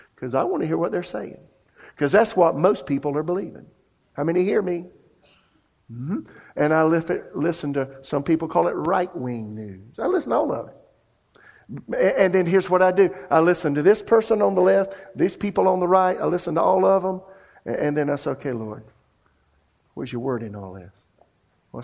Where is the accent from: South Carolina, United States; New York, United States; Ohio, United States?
South Carolina, United States; now in Raleigh, United States; I'm from South Carolina.